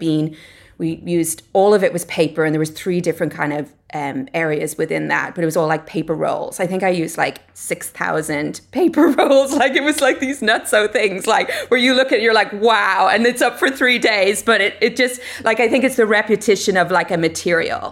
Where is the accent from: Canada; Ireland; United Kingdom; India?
Ireland; moved away as an adult; now in Los Angeles, United States; I'm originally from Ireland. I grew up there, um, and I went to college there